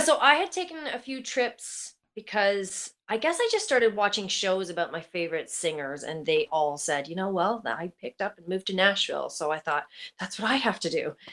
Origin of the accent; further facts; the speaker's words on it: Oakville, Ontario, Canada; Born and raised in Oakville